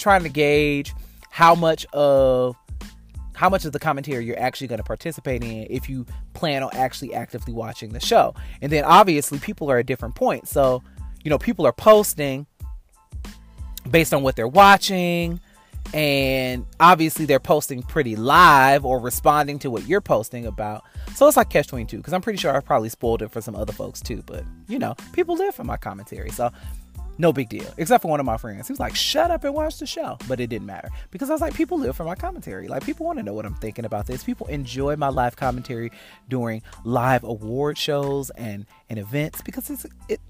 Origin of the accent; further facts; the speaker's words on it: Detroit, Michigan, United States; now in Atlanta, United States; I'm from Detroit, so I know hood malls. Northland, Eastland